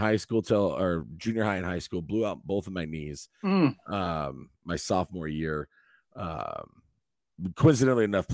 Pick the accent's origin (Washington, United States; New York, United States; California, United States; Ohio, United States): Washington, United States; Eastern; also born or lived in Connecticut; I was born and raised in Eastern Washington, a small little farming community